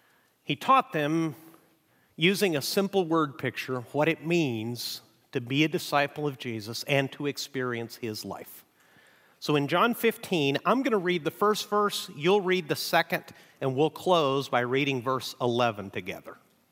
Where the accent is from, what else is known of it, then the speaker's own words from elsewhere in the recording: Mexico; now in United States; We're going to do something that I've really missed since moving back to the United States. I grew up in Mexico, and one of the hallmarks of Mexican churches all across the nation is they read the Bible together.